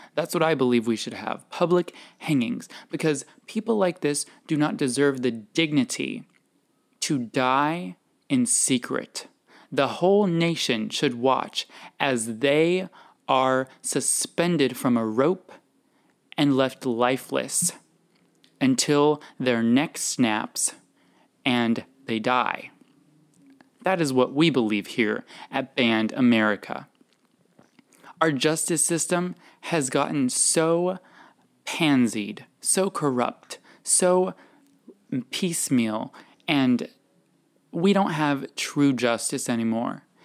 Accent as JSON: {"language": "English", "region": "New Mexico", "country": "United States", "said": "I'm from New Mexico"}